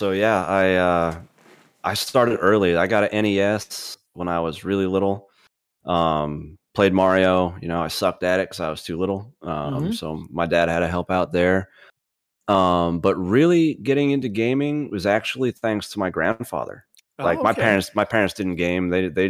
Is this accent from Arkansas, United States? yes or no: no; Pennsylvania, United States; commercialized in the little poor area that I grew up in Pennsylvania.